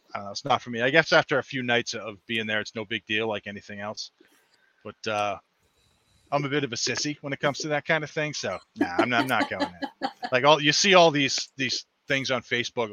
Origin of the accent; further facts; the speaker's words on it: Massachusetts, United States; born and bred in Massachusetts. Um, grew up here, lived all over the world